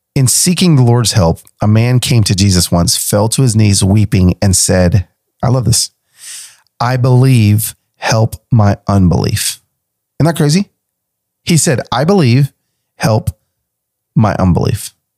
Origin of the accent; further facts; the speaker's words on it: Nashville, Tennessee, United States; here in Nashville, in my hometown